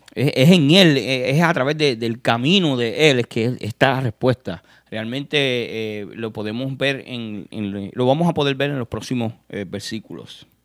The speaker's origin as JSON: {"language": "Spanish", "country": "Puerto Rico", "said": "yo que soy de Puerto Rico"}